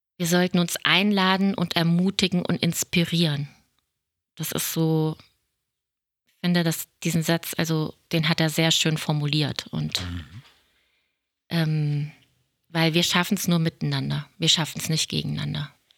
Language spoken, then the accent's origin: German; Germany; hier bei uns in Deutschland